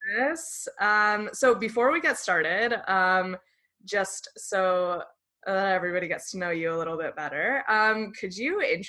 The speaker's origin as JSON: {"language": "English", "region": "California", "country": "United States", "tie": "born or raised there", "said": "because I'm born and raised in California, and I'm like, okay, I know the West Coast"}